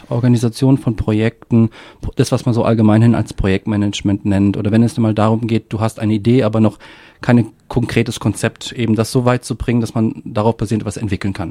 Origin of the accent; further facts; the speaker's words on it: Racibórz, Silesian Voivodeship, Poland; da, wo ich zum Beispiel auf, äh, aufgewachsen bin und wo ich geboren bin, Ratibor, Ratibusch heißt es auf Polnisch